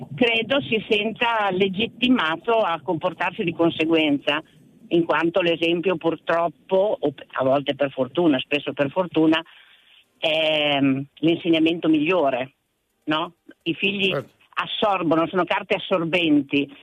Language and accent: Italian; Mantua, Lombardy, Italy; Io sono di Mantova